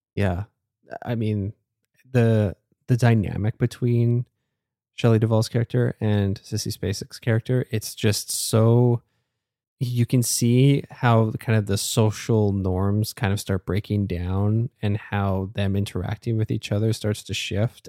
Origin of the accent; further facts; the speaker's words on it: Canada; as a Canadian